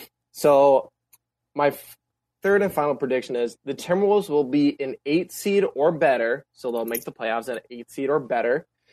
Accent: Duluth, Minnesota, United States; I'm from Duluth. He's from Duluth. We went to the same high school together.

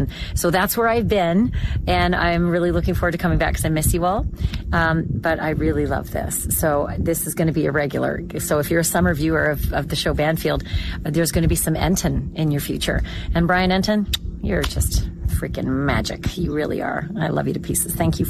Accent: Lake of the Woods, northwestern Ontario, Canada; now in United States; I'm Canadian, and I grew up in a small area in northwestern Ontario above Minnesota called Lake of the Woods. And my family's here

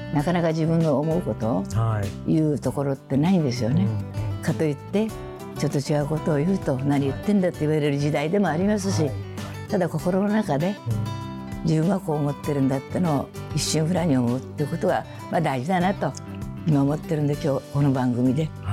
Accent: Kumamoto, Japan; moved away; 私熊本で生まれてなかった歌い手になってません

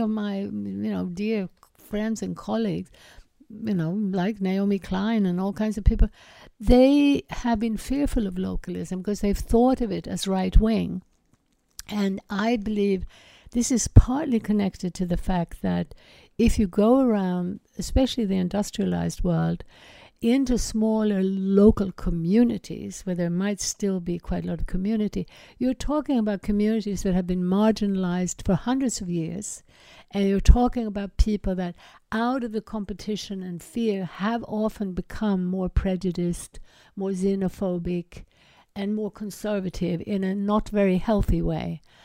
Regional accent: Sweden; I grew up in Sweden

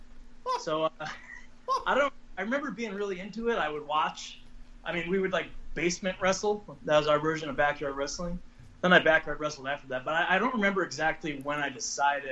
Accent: Mount Sinai, New York, United States; moved away; also born or lived in Huntington, New York / Tampa Bay, Florida; I moved to Mount Sinai when I was in third grade. Before that, I was in Huntington, New York

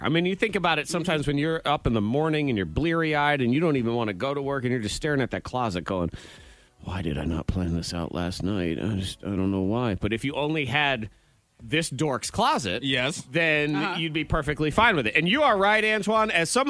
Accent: Massachusetts, United States; moved away; I'm from Massachusetts.

